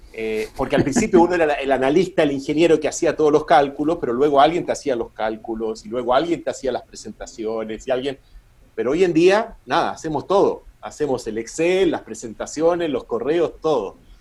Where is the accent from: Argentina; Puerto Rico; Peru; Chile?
Chile